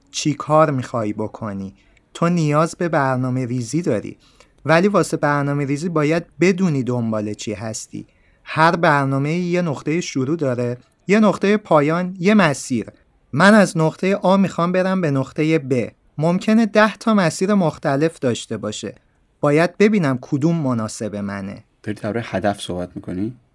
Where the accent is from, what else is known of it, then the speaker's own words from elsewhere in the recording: Iran; نفهمن من ایرانیم